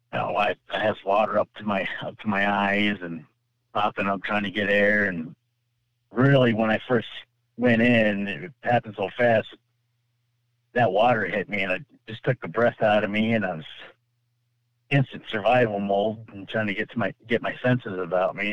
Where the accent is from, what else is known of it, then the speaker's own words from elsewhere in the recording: California, United States; now in Michigan, United States; I'm from California originally, moved to Michigan